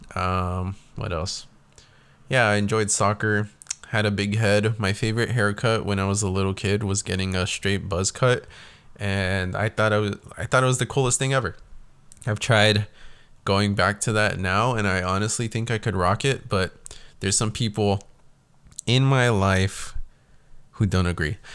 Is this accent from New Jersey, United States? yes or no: no; South Texas, United States; I was born and raised in South Texas